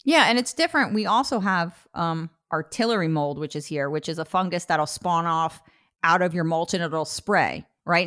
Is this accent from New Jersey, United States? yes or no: yes; New Jersey, United States; now in Portland, United States; I'm from New Jersey. We have the best